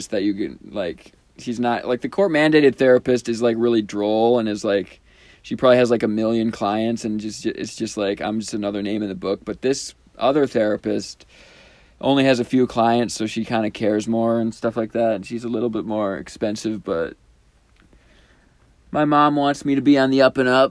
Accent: Midwest, United States; from the Midwest

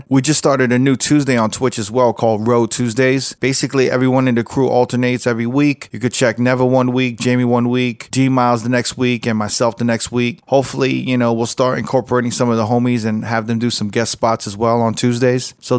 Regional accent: New York, United States; Wait, what did we used to say when we were growing up in New York when someone split the pole?

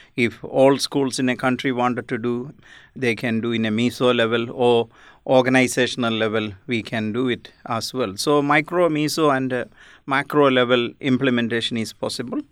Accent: India; now in Australia; I I'm basically from India

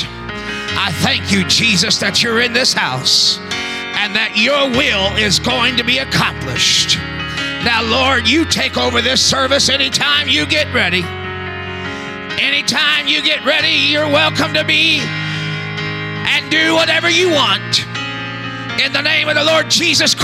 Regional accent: Texas, United States; I'm from Texas

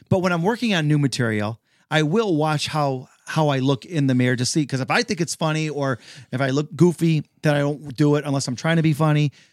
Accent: Detroit, Michigan, United States; I am from the South, the very southern part of Detroit.

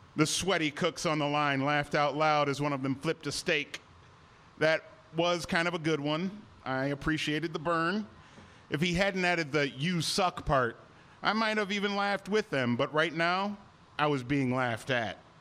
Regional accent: Cleveland, Ohio, United States; moved away as an adult; also born or lived in Chicago; my hometown Cleveland Cavaliers

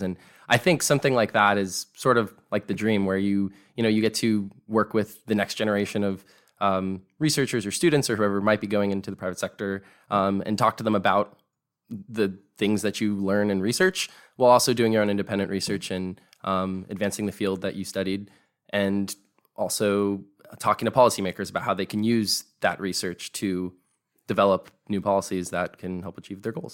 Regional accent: Sacramento, California, United States; I grew up in Sacramento, California

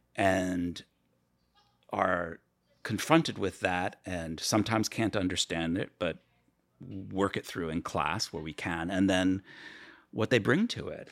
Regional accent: Chappaqua, New York, United States; moved away as an adult; also born or lived in Cape Kennedy, Florida / South America / Washington, D.C.; I grew up in, uh, Westchester County, New York

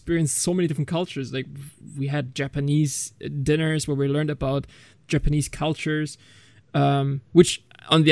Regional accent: Germany; I was born and raised in Germany, but my family's full Turkish

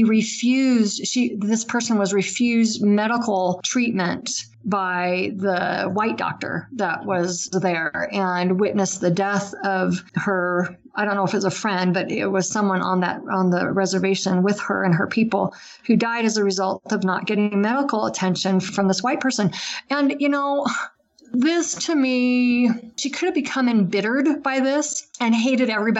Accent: Utah, United States; here in the Ogden area of Utah

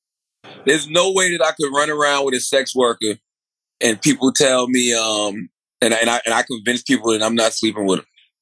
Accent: South Carolina, United States; I'm from South Carolina.

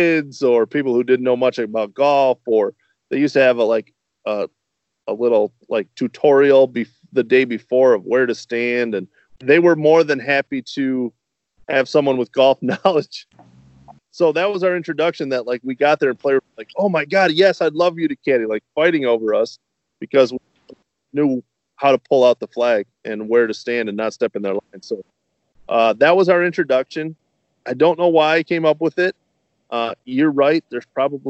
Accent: Northern Michigan, United States; moved away as an adult; now in Lombard, United States; I'm originally from Northern Michigan, graduated from Michigan State

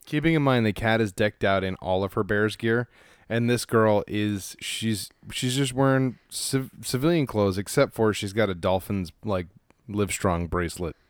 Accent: Los Angeles, California, United States; I grew up in Los Angeles

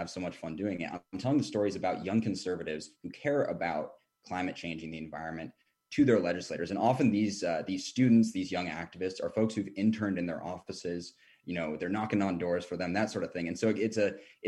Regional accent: Seattle, Washington, United States; now in Washington, D.C., United States; I grew up in Seattle. I'm the son of hippies who's now a conservative

